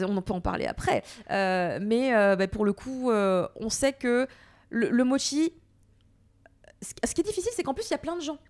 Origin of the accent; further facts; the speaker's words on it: France; also born or lived in Japan; je suis Française